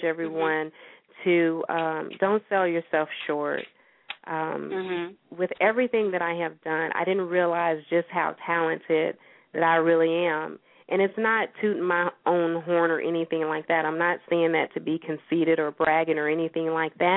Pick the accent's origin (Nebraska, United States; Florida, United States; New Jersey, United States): Florida, United States; St. Petersburg; my hometown, St. Petersburg, Florida, I work with the libraries there